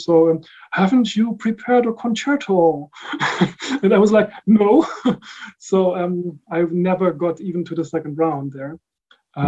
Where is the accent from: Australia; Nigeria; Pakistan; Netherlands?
Netherlands; The Hague, South Holland; also born or lived in Rotterdam area, Netherlands; I was born in the Netherlands, and I grew up there. Mm-hmm. My parents were German, are German, and so I spent all my childhood in the Netherlands. So first mm-hmm. Somewhere close to Rotterdam, and then later in The Hague.